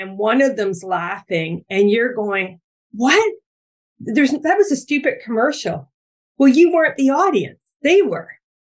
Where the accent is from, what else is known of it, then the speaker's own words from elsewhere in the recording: Ontario, Canada; now in Vancouver Island, Canada; I'm from Ontario